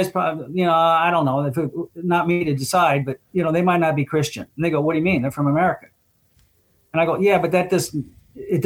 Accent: United States; me being an American

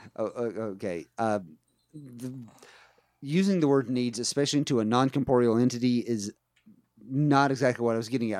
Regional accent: West Virginia, United States; where I grew up in West Virginia

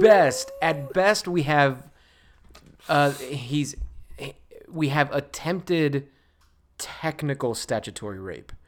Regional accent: Puerto Rico; English is a second language; moved away; I was born in Puerto Rico.

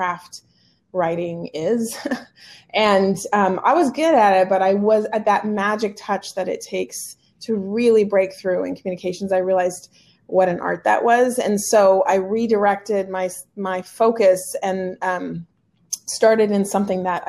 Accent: the Northwest, Pacific Northwest, United States; moved away; also born or lived in Central California; I was born and raised in the Northwest

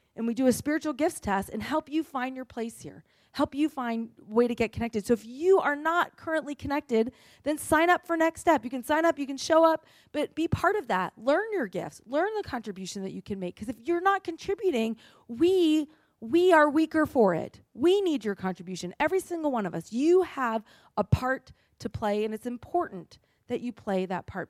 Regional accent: New England, United States; I'm from New England

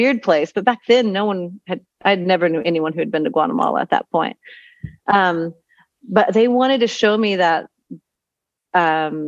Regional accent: Texas, United States; moved away as an adult; also born or lived in Utah / Costa Rica; now in Panama; I was born in Texas

